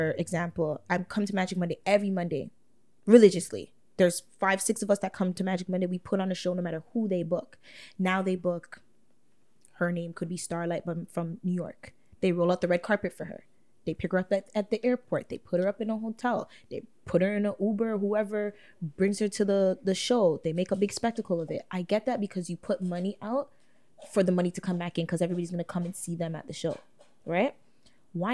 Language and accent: English; Toronto, Ontario, Canada; in my hometown